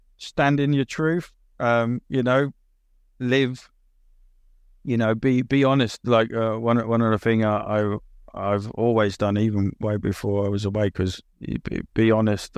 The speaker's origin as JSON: {"language": "English", "region": "England", "country": "United Kingdom", "also_born_or_lived": "Italy / Australia / New Zealand / Finland", "said": "I'm British as well"}